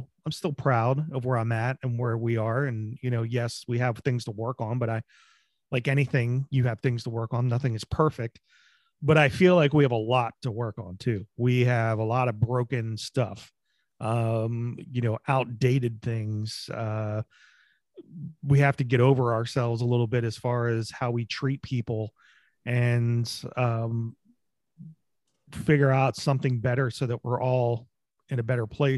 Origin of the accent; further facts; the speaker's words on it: United States; as Americans